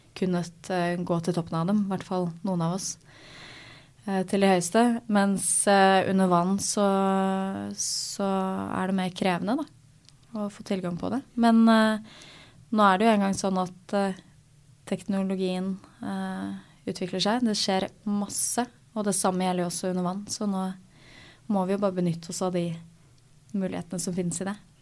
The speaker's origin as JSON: {"language": "Norwegian", "town": "Asker", "region": "Akershus", "country": "Norway", "said": "Jeg er fra Asker, eh, så jeg eh, seilte Askes, gjennom Asker seilforening"}